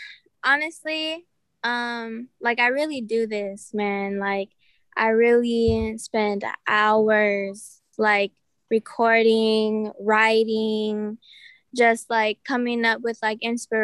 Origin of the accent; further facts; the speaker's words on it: Coachella Valley, California, United States; I'm a singer songwriter born and raised in the Coachella Valley.